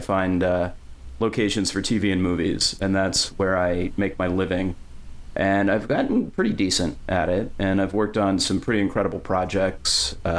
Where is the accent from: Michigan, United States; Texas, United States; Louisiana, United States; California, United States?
Michigan, United States; Kalamazoo; moved away; I grew up in Kalamazoo, Michigan. But when you grow up halfway between Chicago and Detroit, every band stops in your hometown and plays the little local.